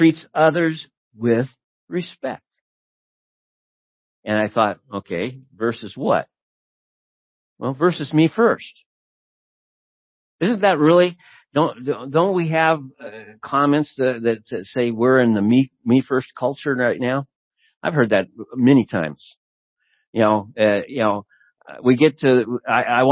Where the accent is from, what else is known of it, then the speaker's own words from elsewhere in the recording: United States; as an American living in the United States